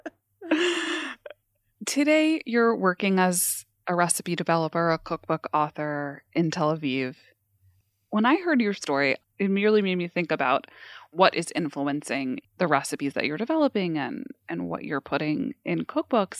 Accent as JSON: {"language": "English", "region": "New York", "country": "United States", "tie": "born or raised there", "said": "I grew up in New York"}